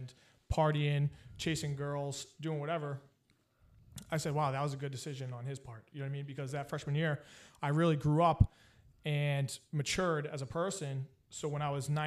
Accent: Boston, Massachusetts, United States; I'm originally from the Boston, you know, Boston area, basically, you could say, because we moved around a bunch of times

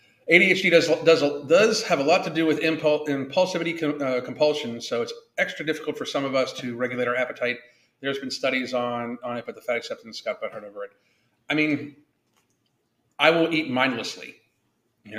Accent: Kentucky, United States; They recognize me. I'm from Kentucky.

